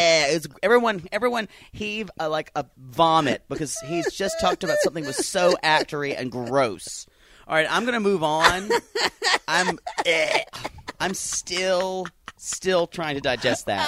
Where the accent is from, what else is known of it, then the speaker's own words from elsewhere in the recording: the South, United States; we grew up in the South